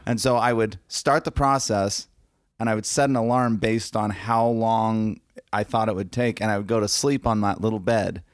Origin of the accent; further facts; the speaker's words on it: Arizona, United States; I'm from Arizona, and I'm a wedding and lifestyle photographer.